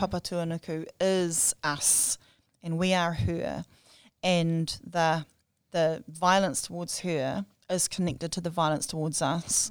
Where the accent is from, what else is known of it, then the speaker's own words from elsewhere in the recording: Whirinaki, Hokianga, Northland, New Zealand; also born or lived in Wellington / Dunedin / Christchurch / Auckland; growing up in Wherinaki, swimming in our river